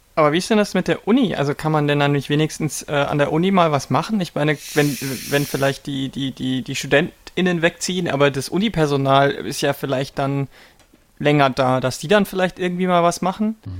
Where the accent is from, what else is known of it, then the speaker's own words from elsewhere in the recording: Lower Bavaria, Germany; now in Berlin, Germany; Ich bin in Bayern aufgewachsen